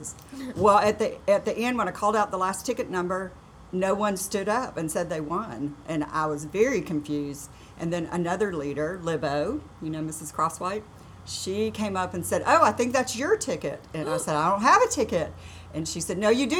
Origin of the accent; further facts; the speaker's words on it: Pensacola, Florida, United States; moved away as an adult; also born or lived in Virginia; now in Madison, United States; I was raised in Pensacola, Florida.